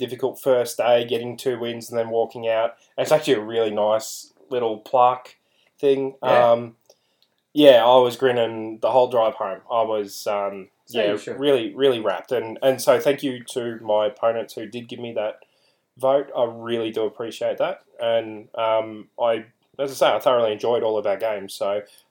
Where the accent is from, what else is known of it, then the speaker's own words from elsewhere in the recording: Australia; I'm an Australian